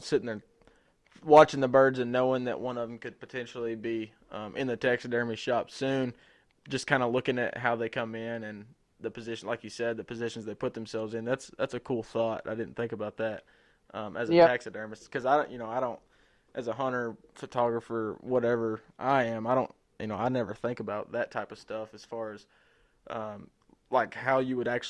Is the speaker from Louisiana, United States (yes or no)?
no; Arkansas, United States; I'm being from Arkansas